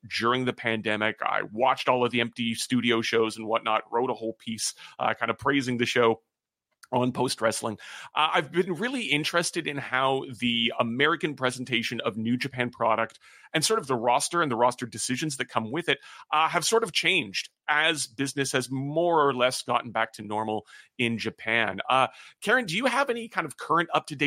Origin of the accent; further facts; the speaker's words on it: Canada; as a Canadian who's never been there